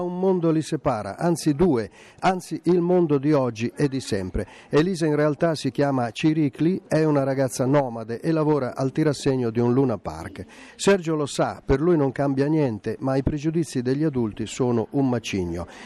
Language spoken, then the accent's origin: Italian; Sweden; moved away as an adult; now in Italy